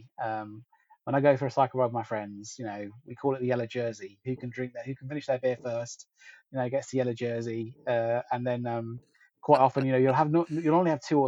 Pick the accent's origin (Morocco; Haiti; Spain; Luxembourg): Spain; Galicia; moved away; also born or lived in London; I come from Galicia in Spain, north of Spain, where we have the best seafood in the whole of the world